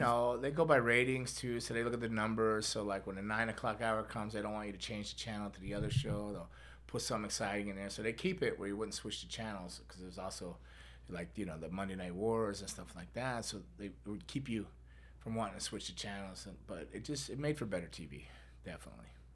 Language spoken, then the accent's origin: English; Florida, United States; Born and raised in Florida